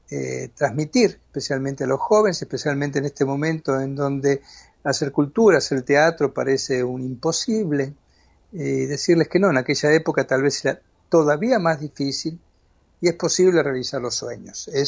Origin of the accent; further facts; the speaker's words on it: Argentina; moved away; Mira, aquello que alguna vez, yo salí de Argentina en el 81, y aquello que alguna vez fue una, un dolor